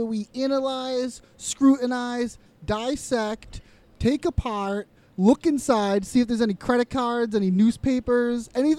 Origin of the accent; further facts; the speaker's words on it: United States; I'm an American.